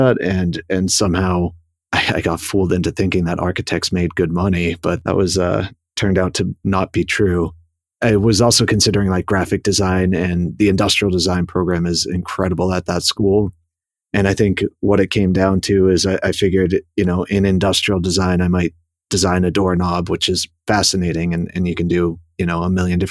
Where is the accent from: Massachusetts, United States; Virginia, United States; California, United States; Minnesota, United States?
Massachusetts, United States; Boston; moved away as an adult; also born or lived in New York City / St. Louis; born in Boston and raised just outside the city